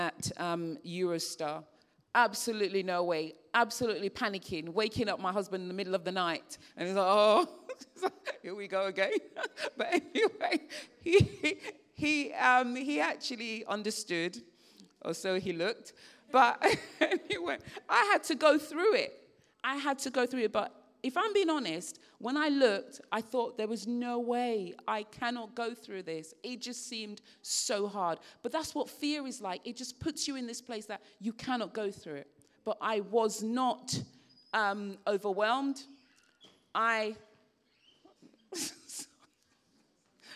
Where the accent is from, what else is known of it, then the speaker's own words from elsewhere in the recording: Sierra Leone; I remember growing up in Sierra Leone